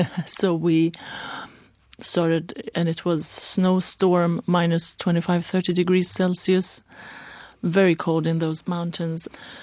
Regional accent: Iran; born there; English is a second language; I'm not Swedish, as you can see. I was born in Iran, basically straight into the revolution.

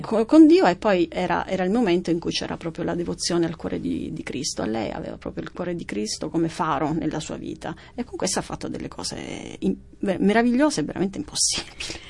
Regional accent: Sicily, Italy; come siciliana

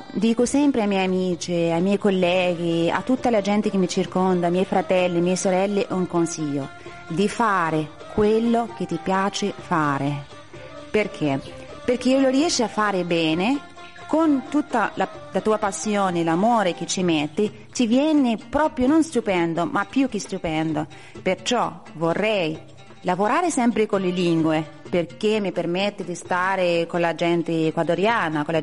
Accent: Casablanca, Casablanca-Settat, Morocco; Italian is a second language; moved away as an adult; also born or lived in Perugia; now in Italy; vengo da Casablanca, dal Marocco. Da quanti anni hai che stai in Italia? Da quasi sette anni.

